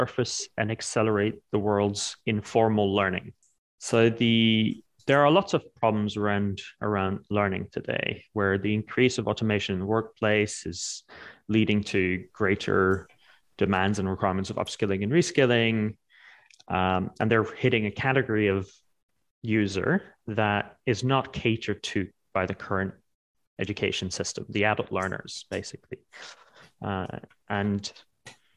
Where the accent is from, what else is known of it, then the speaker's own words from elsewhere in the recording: Netherlands; also born or lived in New York; now in London, United Kingdom; So I am Dutch.